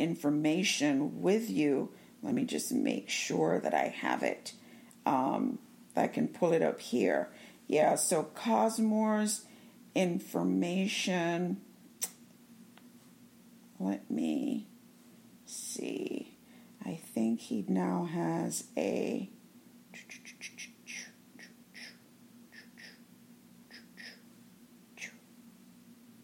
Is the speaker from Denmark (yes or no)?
no; Jamaica; I am from Jamaica